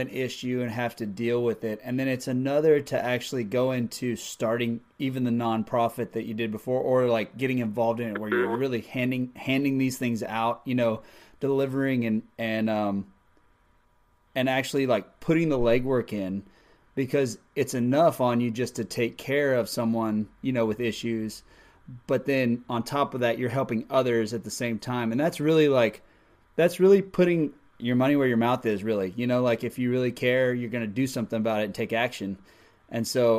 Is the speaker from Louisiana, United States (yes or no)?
no; South Padre Island, Texas, United States; I grew up on the Texas coast down in South Padre Island